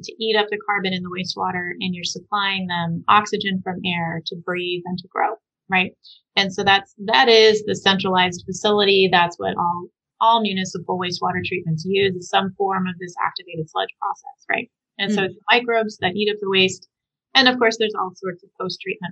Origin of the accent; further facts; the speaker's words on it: Southwest, United States; I grew up in the Southwest